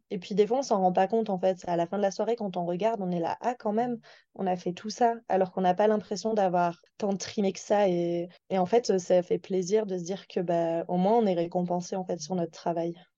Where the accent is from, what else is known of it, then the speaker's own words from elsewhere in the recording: Toulouse, Occitania, France; moved away as an adult; now in Lake Louise, Canada; je viens de Toulouse, une, qui est une assez grande ville